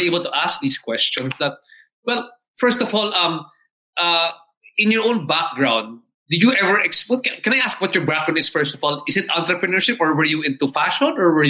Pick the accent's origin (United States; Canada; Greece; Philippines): Philippines; I've also been Filipino Chinese